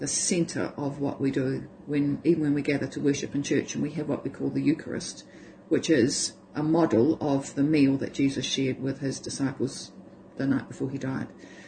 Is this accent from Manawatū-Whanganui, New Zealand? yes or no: no; Hamilton, Waikato, New Zealand; born there; And I was born in Hamilton, but I hadn't lived there.